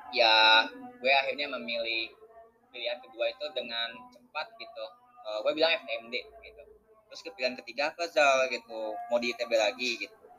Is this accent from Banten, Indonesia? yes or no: yes; Serang, Banten, Indonesia; accent: Sundanese; moved away as an adult; also born or lived in Majalaya, Bandung Regency (parents) / Bandung; now in Jakarta, Indonesia; aku tuh uh, lahir di Serang ya, di Banten.